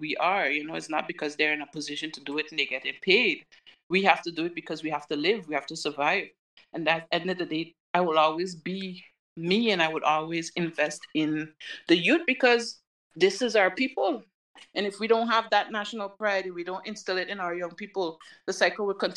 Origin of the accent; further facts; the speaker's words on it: Sint Maarten; And I'm a St. Maarten person. I'm from St. Maarten.